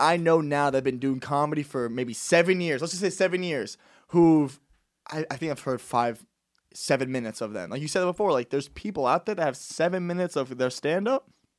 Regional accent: Florida, United States; Because for me, again, I came from Florida. That's a 2.5 hour flight.

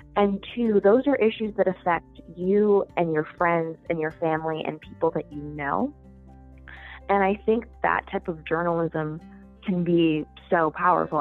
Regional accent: near Green Bay, Wisconsin, United States; moved away as an adult; also born or lived in New York; now in Washington, D.C., United States; I'm actually from Wisconsin. I grew up in a fairly small city uh, up by Green Bay

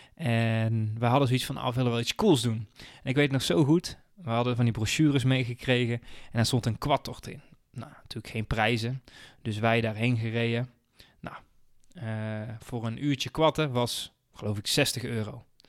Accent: 's-Hertogenbosch, North Brabant, Netherlands; moved away as an adult; now in Venlo, Netherlands; ik kom oorspronkelijk uit Den Bosch. Ik heb daar bijna 30 jaar gewoond.

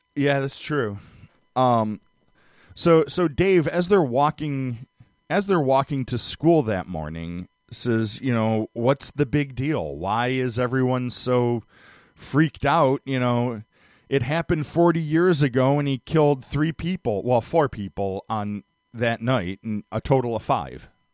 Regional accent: Cleveland, Ohio, United States; I grew up in Cleveland

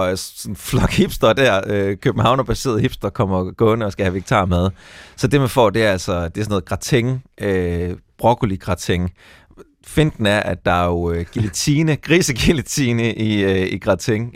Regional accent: Skive, Central Denmark Region, Denmark; jeg er vokset op i Skive

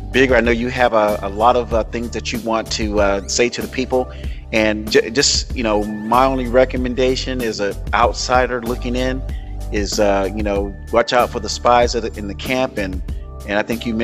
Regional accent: United States; I am an American, born, naturally born American.

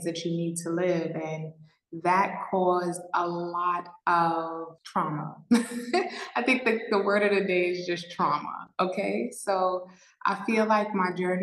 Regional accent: New York City, New York, United States; moved away as an adult; now in Mexico; I am from New York, born and raised in New York City

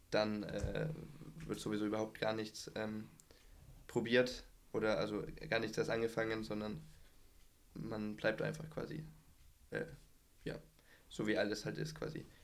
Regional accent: Erlangen, Bavaria, Germany; now in Bayreuth, Germany; Ich bin 19, komme aus Erlangen, aber wohne im Moment in Bayreuth.

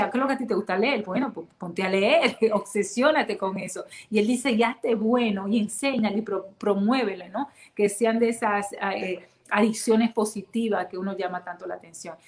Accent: Dominican Republic; now in United States; como latina, dominicana, caribeña

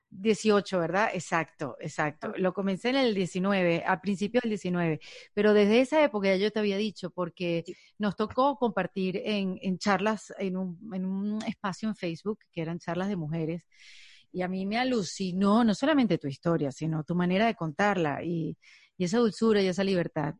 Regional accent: Venezuela; now in United States; yo soy un inmigrante venezolana, pero ya no me llaman venezolana porque estoy en Estados Unidos

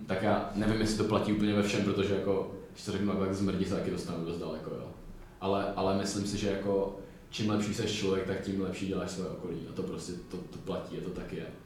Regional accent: Czechia; my jako mladí Češi

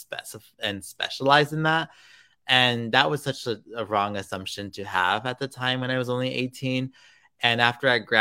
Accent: Los Angeles, California, United States; growing up in Los Angeles

